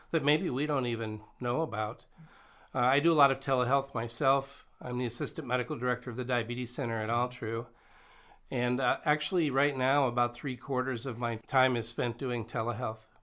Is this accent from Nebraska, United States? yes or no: yes; Nebraska, United States; moved away as an adult; now in North Dakota, United States; I grew up in Nebraska